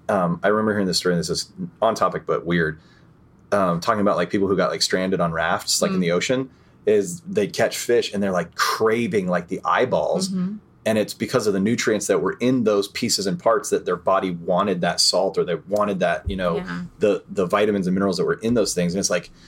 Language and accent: English; New York, United States; I'm from New York.